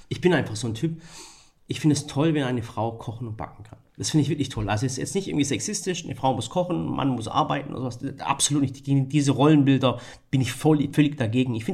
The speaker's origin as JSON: {"language": "German", "region": "Baden-Württemberg", "country": "Germany", "tie": "born or raised there", "said": "ich bin, da ich im Schwabenland aufgewachsen bin, kannte ich die Tradition nicht. Mein Türkisch auch richtig miserabel."}